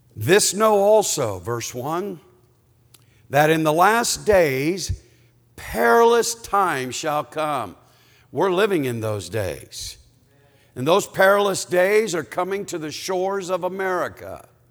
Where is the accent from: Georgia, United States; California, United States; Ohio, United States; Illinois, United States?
Ohio, United States; Canton; I was born in Canton, Ohio